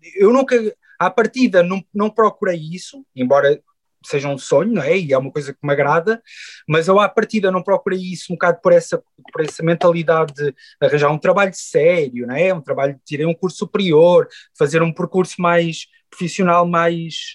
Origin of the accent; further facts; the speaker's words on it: Queluz, Lisbon, Portugal; also born or lived in Chaves; cresci em Queluz, no Montabrão, ali na linha de Sintra